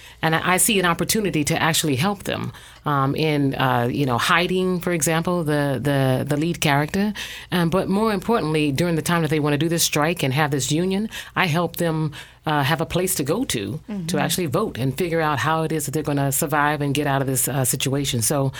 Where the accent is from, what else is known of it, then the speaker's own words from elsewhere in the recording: Atlanta, Georgia, United States; now in North Carolina, United States; Actually, I'm from Atlanta, Georgia, but I've been here long enough to call myself native.